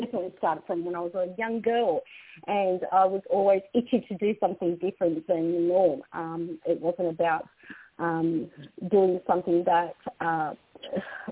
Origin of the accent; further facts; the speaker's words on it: North Macedonia; now in Australia; I originate and I was born in the Republic of Macedonia